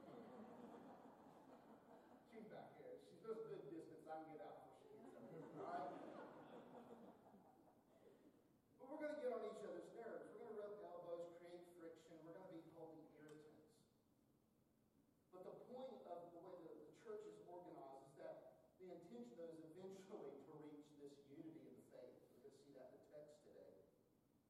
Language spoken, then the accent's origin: English; North Carolina, United States; I'm from North Carolina